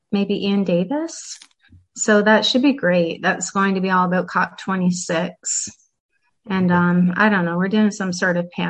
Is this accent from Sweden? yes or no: yes; Sweden; and …, I'm from Sweden.